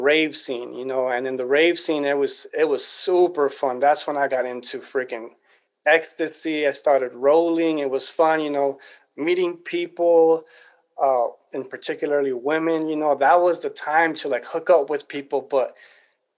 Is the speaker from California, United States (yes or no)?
yes; Los Angeles, California, United States; I was born and raised in Los Angeles, California